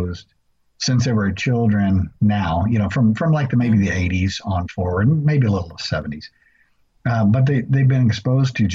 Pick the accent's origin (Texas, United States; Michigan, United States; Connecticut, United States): Texas, United States; Rockdale; the area that I grew up in around Rockdale, Texas